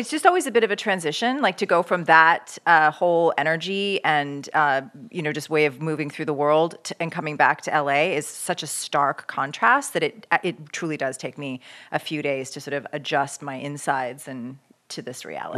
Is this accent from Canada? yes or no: yes; Canada; now in United States; I'm from Canada originally